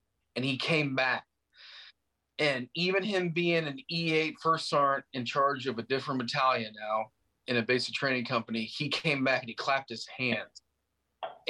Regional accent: Nebraska, United States; moved away as an adult; also born or lived in California; I was raised in Nebraska, and it wasn't a good childhood

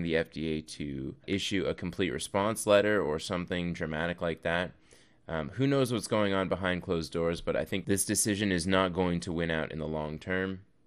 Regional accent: Canada; now in United States; I am actually Canadian, but I do live in the U S

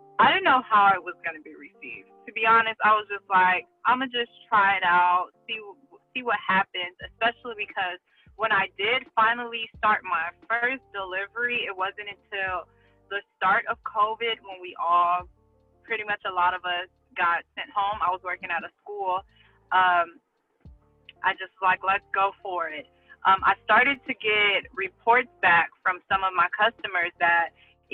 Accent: Compton, California, United States; also born or lived in Watts, Los Angeles; I'm from Compton, but I live in Watts, which is kind of like the borderline.

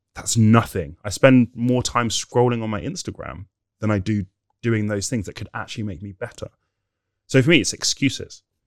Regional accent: Nigeria; We're Nigerian

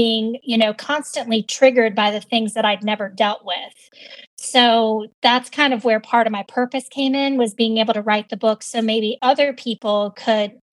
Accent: Virginia, United States; So I grew up in Virginia, very caring, nurturing family

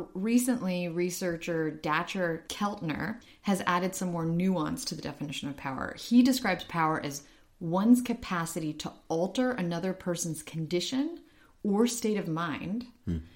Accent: Ukraine; moved away; I'm from Ukraine

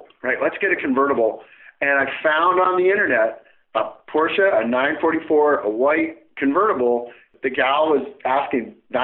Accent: a small town outside of Chicago, Illinois, United States; now in Pacific Northwest, United States; I grew up in the Midwest and in a small town outside of Chicago

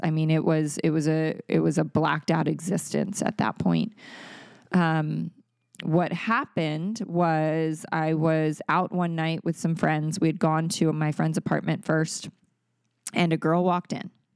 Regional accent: Maryland, United States; moved away as an adult; also born or lived in California; That was still in Maryland, in my hometown

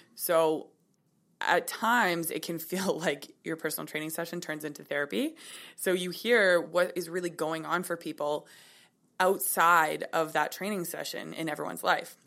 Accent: Kelowna, British Columbia, Canada; I was born in Kelowna. I'm twenty-eight

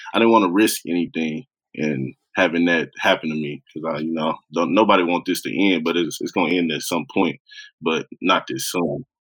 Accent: Oklahoma, United States; growing up in Oklahoma.

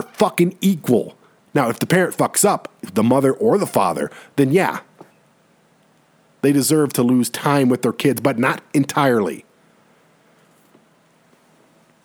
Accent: Detroit, Michigan, United States; now in Colorado Springs, United States; I'm from Detroit

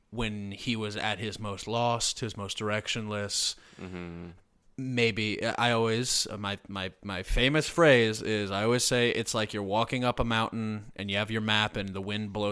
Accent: Texas, United States; I'm married to a gun and and oh I'm from Texas

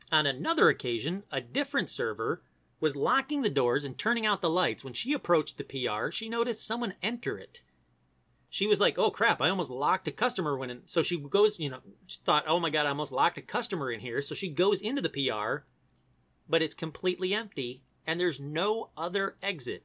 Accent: Detroit, Michigan, United States; I grew up in Detroit

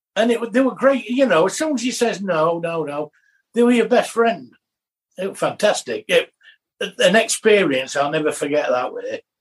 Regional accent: England, United Kingdom; us being English.

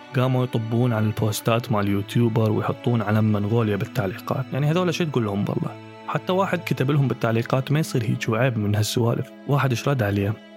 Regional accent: Iraq; accent: Iraqi

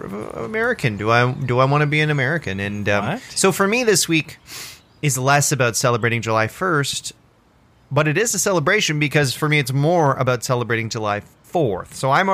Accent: Canada; I was born in Canada. You know, I'm a Canadian citizen. I got the passport.

